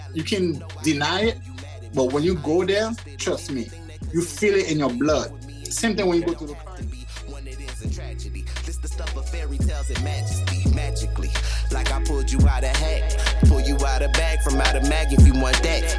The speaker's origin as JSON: {"language": "English", "country": "Haiti", "second_language": "English", "moved": "as an adult", "lives_now": "Atlanta, United States", "said": "I'm from Haiti."}